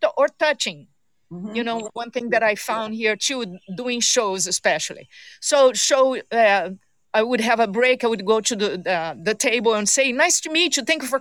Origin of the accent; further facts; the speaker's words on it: Rio de Janeiro, Brazil; moved away as an adult; now in Los Angeles, United States; I'm from Rio de Janeiro, Brazil. I'm a carioca. That's how you call anybody that was born in Rio.